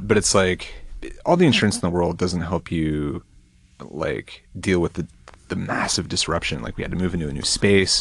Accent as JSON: {"language": "English", "town": "Portland", "region": "Oregon", "country": "United States", "tie": "born or raised there", "also_born_or_lived": "Eugene, Oregon", "said": "I'm from Portland, Oregon"}